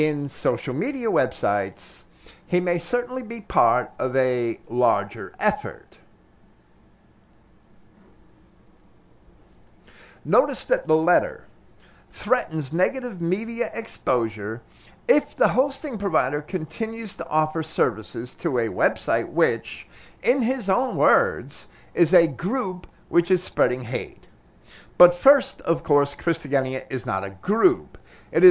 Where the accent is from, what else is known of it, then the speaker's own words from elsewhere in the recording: United States; as an American